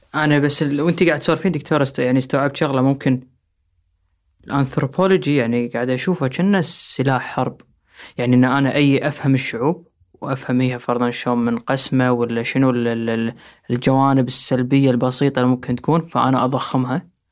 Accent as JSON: {"language": "Arabic", "country": "Kuwait", "said": "احنا عندنا بالكويت"}